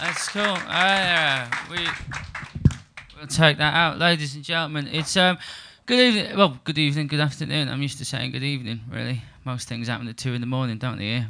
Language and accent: English; Liverpool, North West England, United Kingdom; also born or lived in Surbiton, London; now in London, United Kingdom; I'm from Liverpool. Um, I live in London.